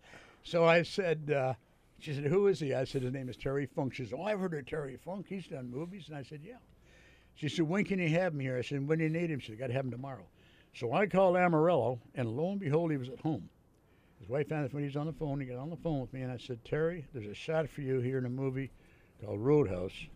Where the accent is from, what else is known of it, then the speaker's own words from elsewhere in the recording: Hamilton, Ontario, Canada; moved away; I decided to stay in in uh, in uh, in Hamilton